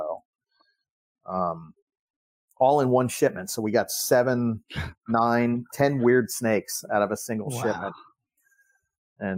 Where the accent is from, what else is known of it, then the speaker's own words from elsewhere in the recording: Miami, Florida, United States; we grew up together down in Miami